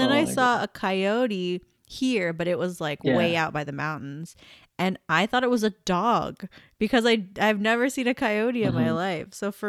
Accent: Las Vegas, Nevada, United States; I grew up in Vegas and there are like no animals here.

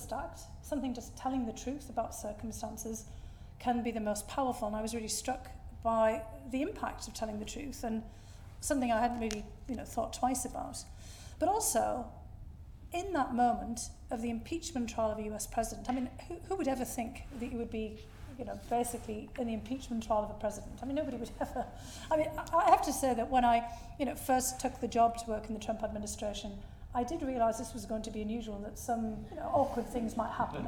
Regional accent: Bishop Auckland, North East England, United Kingdom; moved away as an adult; now in United States; my hometown of Bishop Auckland, County Durham

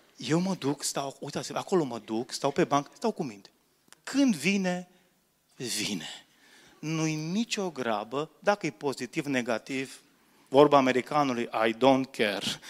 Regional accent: Romania; Noi români

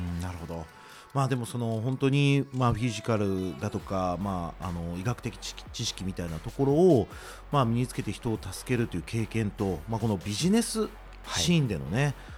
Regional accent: Osaka, Japan; いや僕もずっと大阪なんですけども

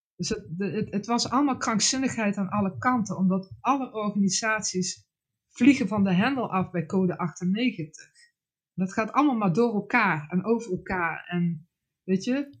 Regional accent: Netherlands; voor mij als Nederlander

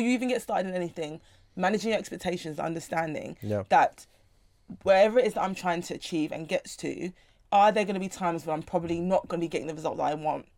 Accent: London, United Kingdom; I was I was raised, born and raised in South London my whole life

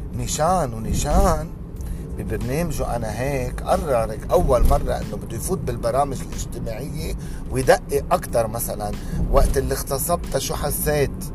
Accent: Lebanon; عندنا بلبنان

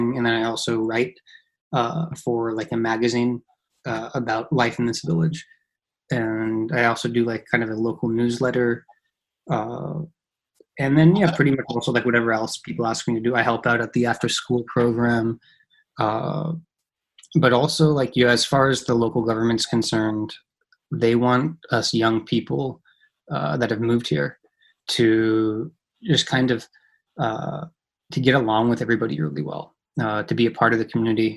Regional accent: Los Angeles, California, United States; moved away as an adult; now in Kawakami, Japan; I'm originally from Los Angeles, grew up in Los Angeles

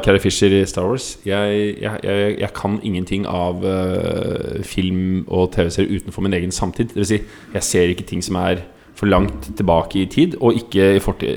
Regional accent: Oslo, Norway; Vokste opp eh, arbeiderklassefamilie. Bodde i generasjonsbolig på Nordstrand.

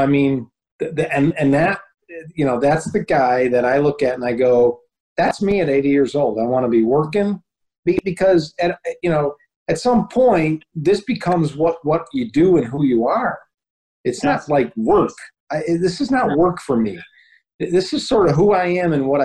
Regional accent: United States; I was born in the United States and I live here

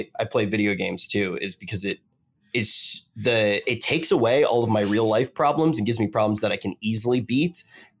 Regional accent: Atlantic City, New Jersey, United States; moved away; also born or lived in New York; I grew up in Atlantic City

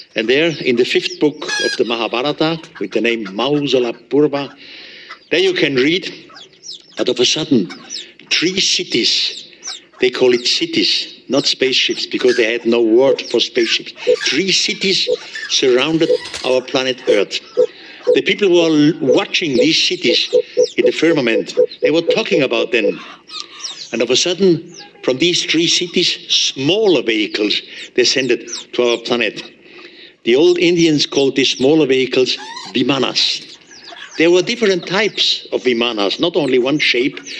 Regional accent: Switzerland; accent: German; English is a second language

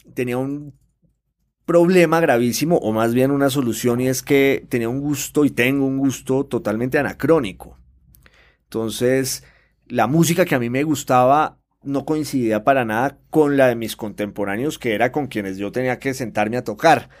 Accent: Popayán, Cauca, Colombia; yo soy de Popayán, que es una ciudad colombiana clásica por excelencia

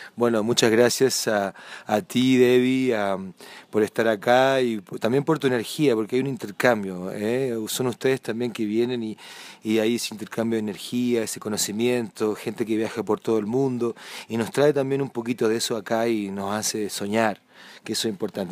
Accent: southern Chile, Chile; moved away as an adult; also born or lived in Santiago / Atacama Desert; now in San Pedro de Atacama, Chile; yo soy del sur de Chile, pero ya vivo hace más de 10 años aquí en el norte

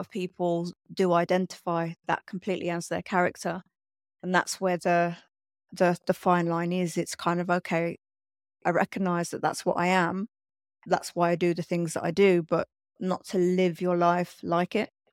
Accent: London, United Kingdom; I grew up in London

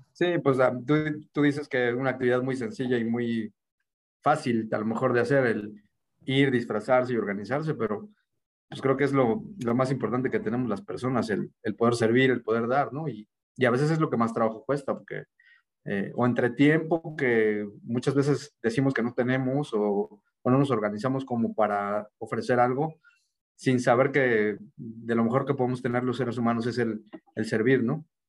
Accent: Mexico City, Mexico; moved away as an adult; also born or lived in Sonora; me regresé para mi tierra. Yo nací acá en la Ciudad de México

